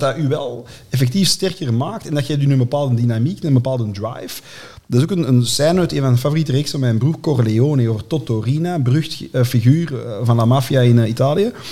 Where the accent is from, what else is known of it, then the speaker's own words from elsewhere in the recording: Antwerp, Flanders, Belgium; ik ben opgegroeid in Deuren-Zuid, onder de rand van Borgerhout